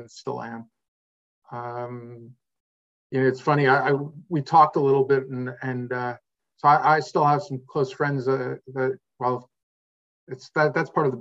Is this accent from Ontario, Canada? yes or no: no; Quebec, Canada; I'm from Quebec